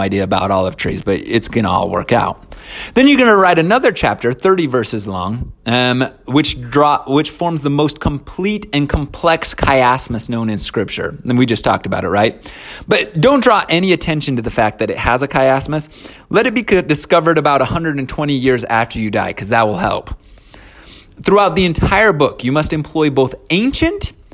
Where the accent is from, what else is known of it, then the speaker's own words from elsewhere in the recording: Ogden, Utah, United States; We grew up in a small house in Ogden